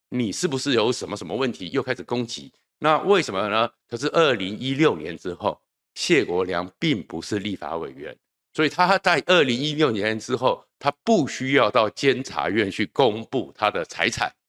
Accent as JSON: {"language": "Chinese", "country": "Taiwan", "tie": "born or raised there", "said": "对我们从眷村长大的人来讲"}